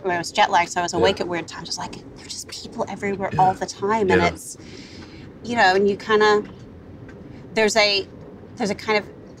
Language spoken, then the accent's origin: English; Wellington, New Zealand; also born or lived in New York, United States; now in Los Angeles, United States; Wellington. I grew up in Wellington.